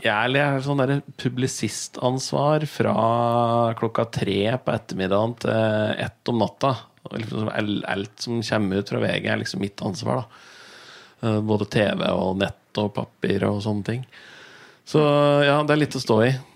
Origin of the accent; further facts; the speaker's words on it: Raufoss, Innlandet, Norway; moved away as an adult; also born or lived in Bergen; Jeg vokste opp på Raufoss